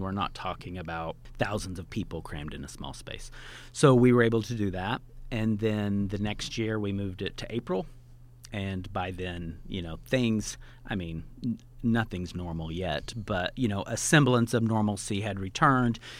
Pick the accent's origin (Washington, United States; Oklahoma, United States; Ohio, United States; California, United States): Oklahoma, United States; Tonkawa; now in New York, United States; I live in New York, but I grew up in a small farm town in Oklahoma.